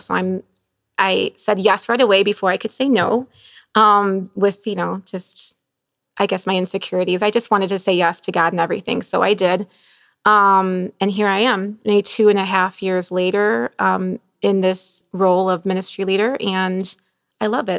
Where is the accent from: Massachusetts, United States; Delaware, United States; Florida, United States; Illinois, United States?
Illinois, United States; Bolingbrook; also born or lived in Chicago; I grew up in Bowling, well, Chicago, then Bolingbrook